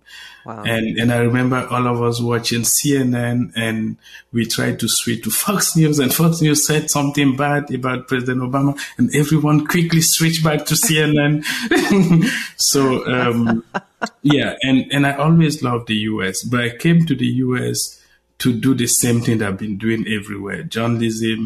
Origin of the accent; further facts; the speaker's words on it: Cameroon; moved away as an adult; also born or lived in Nigeria; now in United States; I was born in Cameroon, but I spent a lot of time in Nigeria. So born in Cameroon, traveled to Nigeria to study